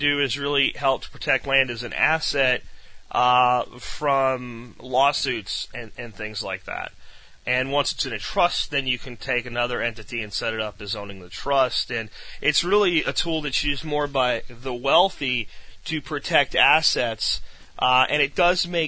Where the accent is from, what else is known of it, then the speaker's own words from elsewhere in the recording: United States; also born or lived in Texas; we're American citizens. This is our nation.